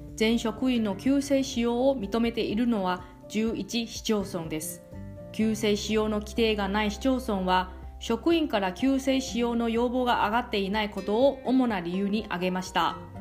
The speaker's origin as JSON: {"language": "Japanese", "country": "Taiwan", "tie": "born or raised there", "moved": "yes", "lives_now": "Okinawa, Japan", "said": "あなたの地元の台湾"}